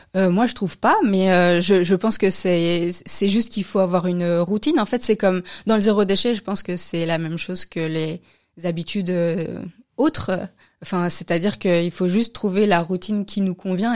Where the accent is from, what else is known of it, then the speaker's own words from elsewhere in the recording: France; moved away as an adult; also born or lived in Austria / Belgium; now in Brussels, Belgium; je suis française, je suis française.